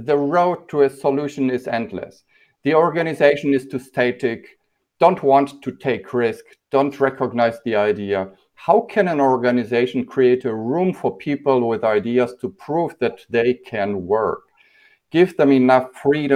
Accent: Poland; we grew up in Poland without candy

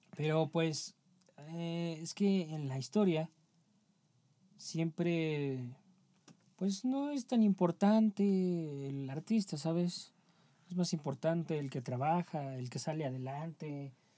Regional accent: Mexico; somos mexicanos

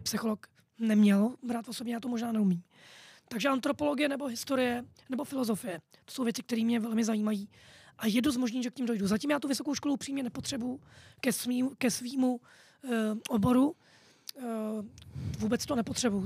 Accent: Prague, Czechia; narodil jsem se v Praze

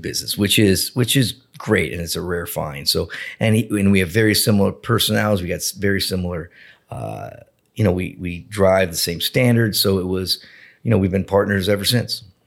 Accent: Boca Raton, Florida, United States; I grew up in Boca Raton

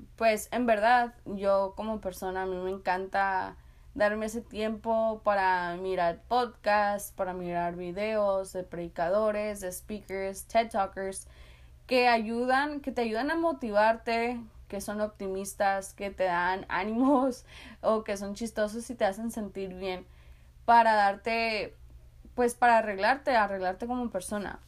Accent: San Luis, Arizona, United States; yo soy de una ciudad muy chica, soy de un border town, soy de San Luis, Arizona

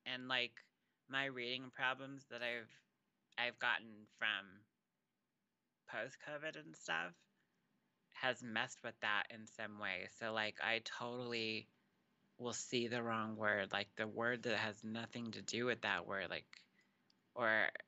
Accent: Texas, United States; also born or lived in New Mexico; now in California; I was born here in New Mexico, but I was actually raised in Texas. And when I moved to California, people from California thought I was from there.

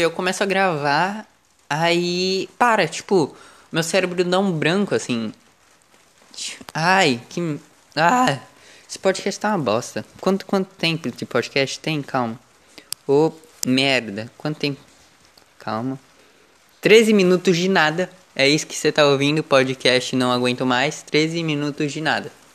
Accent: São Paulo, Brazil; eu sou do estado de São Paulo. Eu vi que pelo menos na capital. É... Eu sou do litoral.

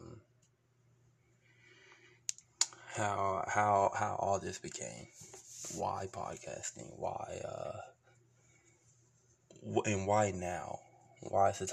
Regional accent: Beaumont, Texas, United States; where I come from is, I was born in Beaumont, Texas, west side, Beaumont. Really came from the mud

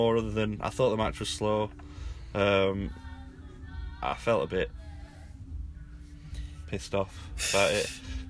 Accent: England, United Kingdom; accent: English

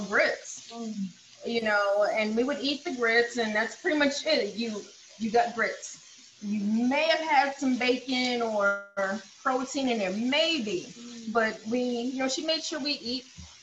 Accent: the South, United States; I grew up in the South

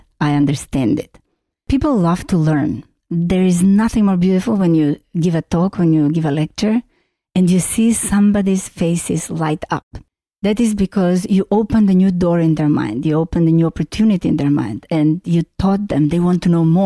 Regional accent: North Macedonia; English is a second language; moved away as an adult; also born or lived in Vienna, Austria / London, United Kingdom / Paris, France / Boston, United States; now in San Francisco, United States; I was born in Yugoslavia. It was the most beautiful place in the universe, and I miss it daily. That place of Yugoslavia is now called Macedonia, or recently renamed in Northern Macedonia. I moved to Vienna after studying architecture.

